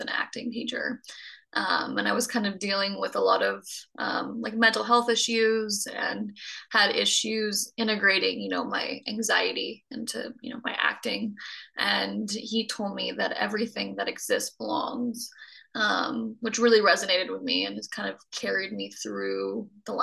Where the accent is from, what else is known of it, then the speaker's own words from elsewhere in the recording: North Florida, United States; moved away as an adult; now in Los Angeles, United States; I grew up in North Florida.